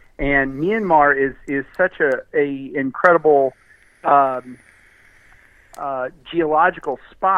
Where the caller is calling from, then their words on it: Austin, Texas, United States; from Austin.